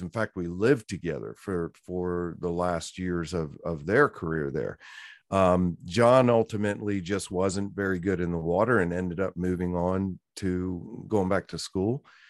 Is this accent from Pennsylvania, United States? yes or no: no; Virginia, United States; moved away; also born or lived in Orlando, Florida; I came originally from Virginia, grew up on a horse farm